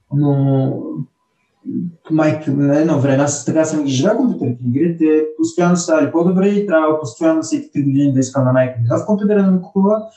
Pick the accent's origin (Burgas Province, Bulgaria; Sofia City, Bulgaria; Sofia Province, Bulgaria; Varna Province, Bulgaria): Burgas Province, Bulgaria; Burgas; also born or lived in Nice, France; now in Lyon, France; идвам от Бургас